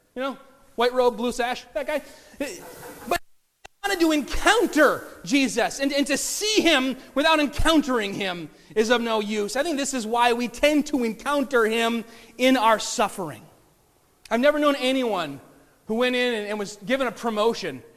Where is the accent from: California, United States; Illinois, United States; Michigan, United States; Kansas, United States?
Michigan, United States; Bay City; Aaron and I grew up in Bay City, which is like 98.9 or something percent Polish Catholic